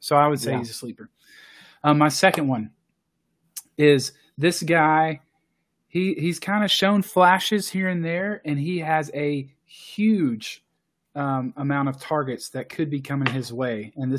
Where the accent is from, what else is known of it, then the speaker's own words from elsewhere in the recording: Texas, United States; I am from Texas.